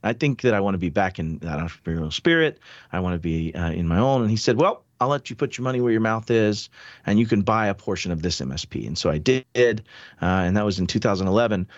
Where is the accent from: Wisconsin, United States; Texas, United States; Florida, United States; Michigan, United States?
Florida, United States; Pensacola; I grew up in the South. I was from Pensacola initially